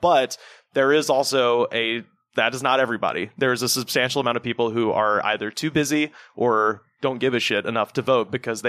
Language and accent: English; Alabama, United States; I'm from Alabama.